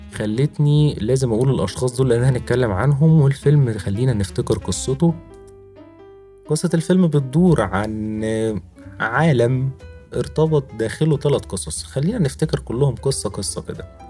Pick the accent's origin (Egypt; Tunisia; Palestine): Egypt; عندنا في مصر